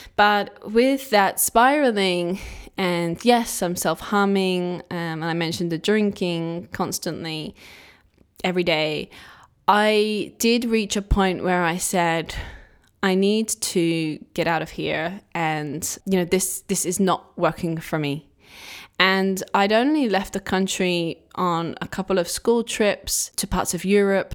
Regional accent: England, United Kingdom; I'm from England

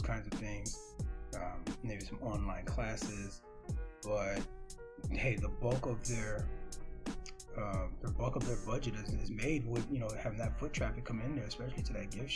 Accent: Miami, Florida, United States; I'm from Miami

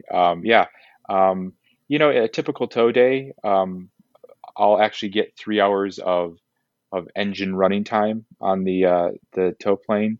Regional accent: Kalamazoo, Michigan, United States; moved away as an adult; also born or lived in Los Angeles, California; now in Southern California, United States; I grew up in Kalamazoo, Michigan

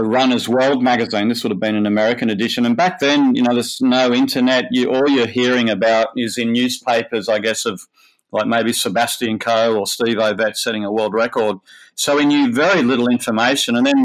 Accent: Manly, New South Wales, Australia; I grew up in Manly, and I went to Manly Boys High School

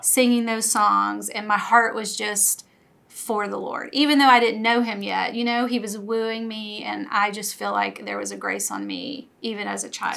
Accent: Louisiana, United States; moved away as an adult; I grew up in Louisiana uh, lived there all of my life until we moved here about 11 years ago

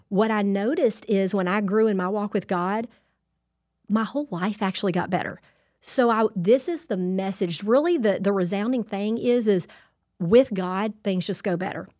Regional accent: Louisiana, United States; I'm Cajun through and through

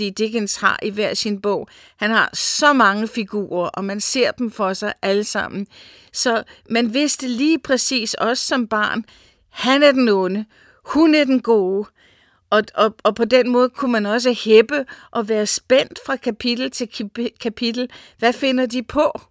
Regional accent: United States; Jeg voksede op i Amerika, og jeg kan huske, at jeg var igen en 10-11 år, da vi var oppe i Los Angeles

